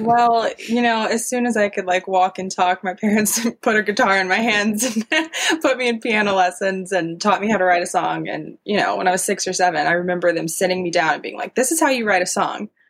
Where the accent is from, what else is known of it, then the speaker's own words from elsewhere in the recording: the South, United States; I'm from the South too, so it kind of comes out a little country